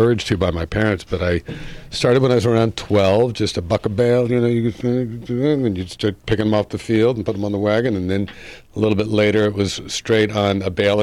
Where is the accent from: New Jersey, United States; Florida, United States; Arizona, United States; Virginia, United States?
New Jersey, United States; Mendham; also born or lived in Brooklyn, New York; I grew up in New Jersey